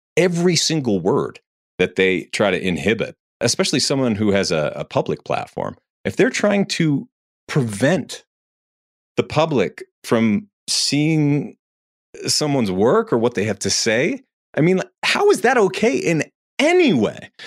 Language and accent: English; New Hampshire, United States; I'm from New Hampshire